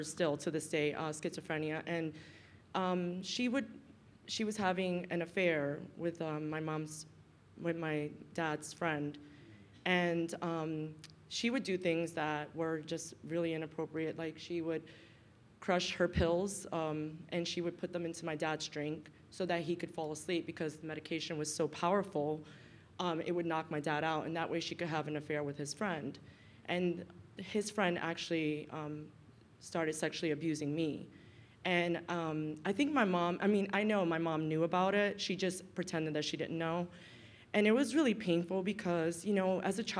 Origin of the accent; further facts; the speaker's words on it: New York City, New York, United States; I grew up in Brooklyn, in the ghetto of Brooklyn. I actually grew up in Brownsville, East New York.